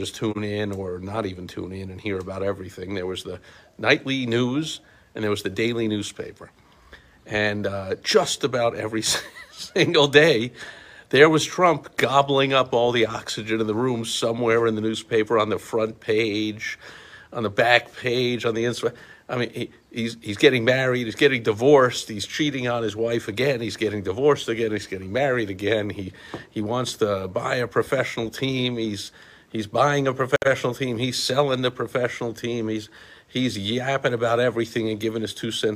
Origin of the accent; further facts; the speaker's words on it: New York City, New York, United States; I grew up in New York City